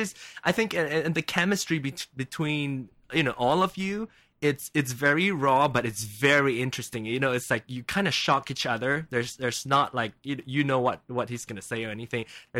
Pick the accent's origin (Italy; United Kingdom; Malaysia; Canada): Malaysia; Penang; accent: Penang Hokkien; English is a second language; moved away as an adult; now in Kansas City, United States; there's one called Penang, which is my hometown.